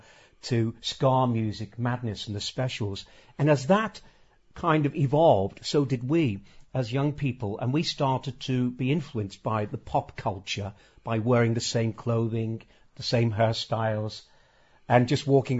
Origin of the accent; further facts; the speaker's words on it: Birkenhead, North West England, United Kingdom; I grew up in Rock Ferry